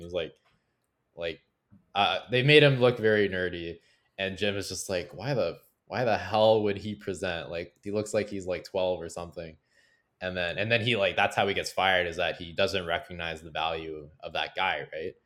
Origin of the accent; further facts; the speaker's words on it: Canada; I'm proud to be Canadian today